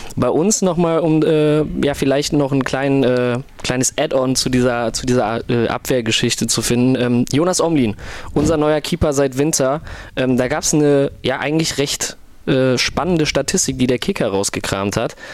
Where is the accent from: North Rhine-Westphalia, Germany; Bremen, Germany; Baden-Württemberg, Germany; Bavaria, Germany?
North Rhine-Westphalia, Germany; Krefeld